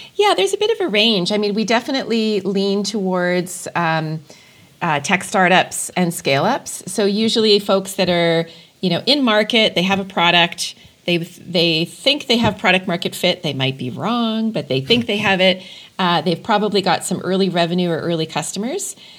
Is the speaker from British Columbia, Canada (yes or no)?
no; Edmonton, Alberta, Canada; now in Calgary, Canada; it's my my adopted hometown, uh, but I'm originally from Edmonton